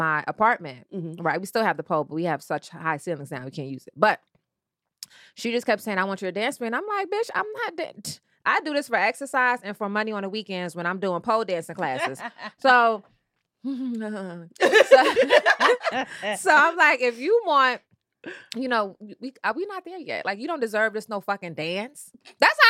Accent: New York City, New York, United States; I'm from Brooklyn.

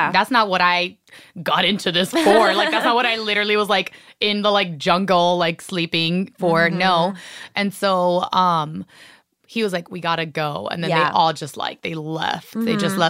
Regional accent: Cuba; accent: Cuban; Like, even my accent isn't even that strong, like, Cuban accent

